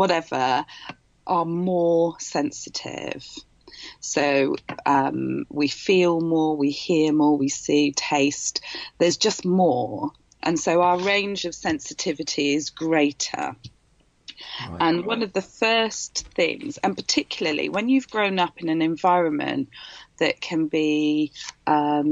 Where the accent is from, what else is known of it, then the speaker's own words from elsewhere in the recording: Wales, United Kingdom; I'm Welsh and I come from a Welsh family and they're all, South Walian